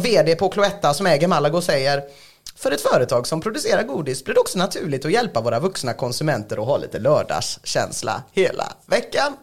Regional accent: Sweden; Vi är svenskar.

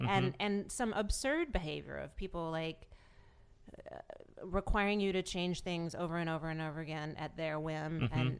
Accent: the South, United States; What I think it is I grew up in the South, and I think there's a Southern Belle thing that is at war with this feminist thing.

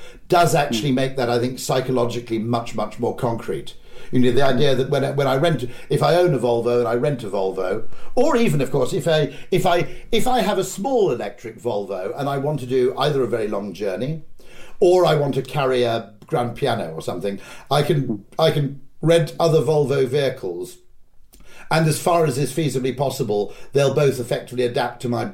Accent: United Kingdom; as a Brit

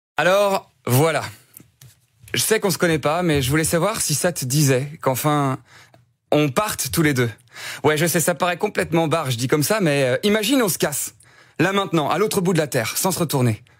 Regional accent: Namur, Wallonia, Belgium; moved away as an adult; now in Paris, France; tu quittes tous tes repères en tant que Belge, tu quittes ton pays

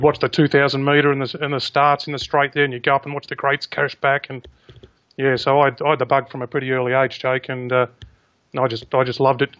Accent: Caulfield, Victoria, Australia; there's a lot of racing people around that club and born and bred in Caulfield.

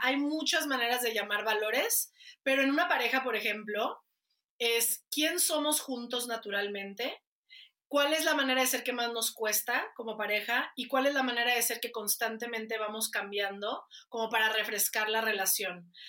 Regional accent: Guadalajara, Jalisco, Mexico; Soy de Guadalajara.

